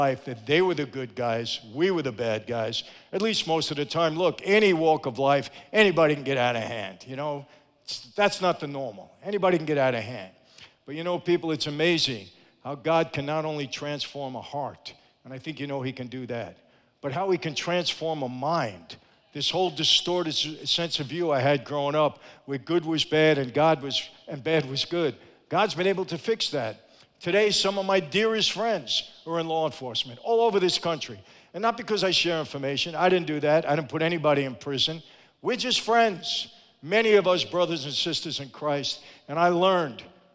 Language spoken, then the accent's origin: English; New York City, New York, United States; born or raised there; also born or lived in Long Island, New York